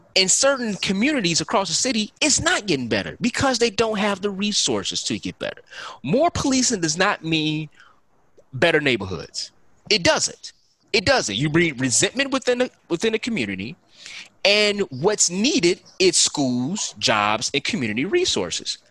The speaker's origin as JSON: {"language": "English", "town": "Chicago", "region": "Illinois", "country": "United States", "tie": "born or raised there", "said": "growing up in Chicago"}